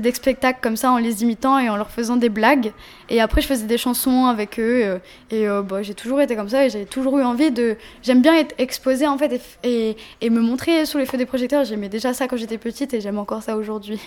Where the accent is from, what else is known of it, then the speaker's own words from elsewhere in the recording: Paris, Île-de-France, France; also born or lived in Seine-et-Marne; J'ai grandi à Paris. Mm. beaucoup à Paris 13. Je suis née là-bas d'ailleurs. Et euh, j'ai grandi aussi en Seine-et-Marne